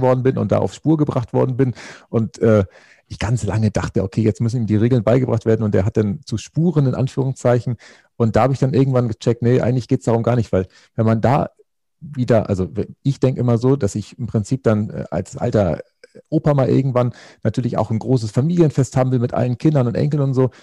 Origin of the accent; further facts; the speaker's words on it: Northern Germany, Germany; moved away as an adult; also born or lived in Baden-Württemberg; ich bin auf dem Bauernhof groß geworden. Das ist tatsächlich etwas äh, in Norddeutschland